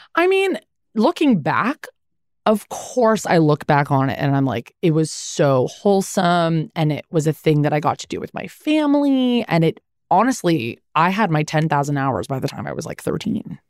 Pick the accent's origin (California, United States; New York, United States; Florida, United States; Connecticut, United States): California, United States; Los Angeles; I grew up in the Valley.